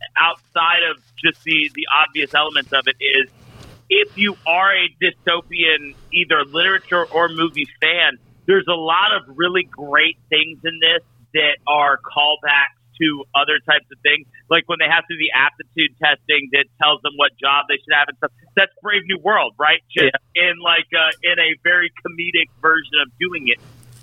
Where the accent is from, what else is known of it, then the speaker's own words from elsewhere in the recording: Alabama, United States; from Alabama. That's also the premise of our state.